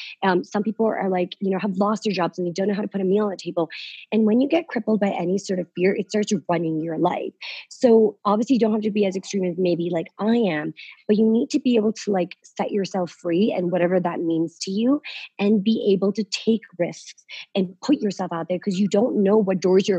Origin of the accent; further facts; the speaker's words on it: London, United Kingdom; My mom lives in London. Okay. So that's where I grew up in London.